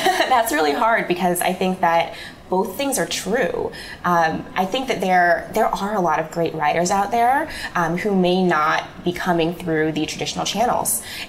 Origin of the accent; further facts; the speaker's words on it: Midwest, United States; now in New York, United States; but I'm from the Midwest, and everybody told me that publishing was in New York, and so I had to get there.